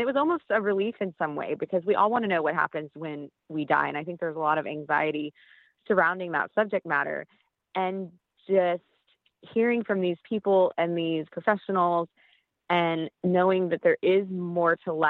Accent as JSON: {"language": "English", "region": "Texas", "country": "United States", "tie": "born or raised there", "said": "I have since moved back to my home state of Texas."}